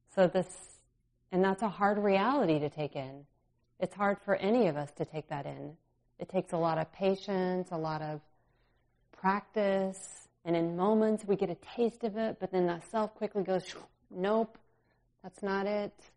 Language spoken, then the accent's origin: English; California, United States; now in Minnesota, United States; I grew up in California